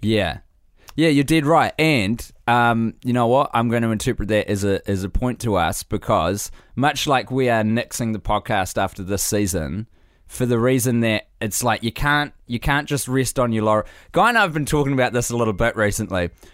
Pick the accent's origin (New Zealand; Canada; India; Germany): New Zealand; I have spent an entire lifetime as a New Zealander